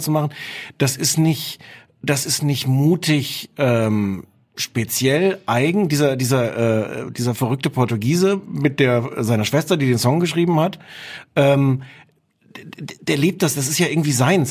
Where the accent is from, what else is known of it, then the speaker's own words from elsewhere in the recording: Osnabrück, Lower Saxony, Germany; weil ich komme aus Osnabrück, da hört man dann den NDR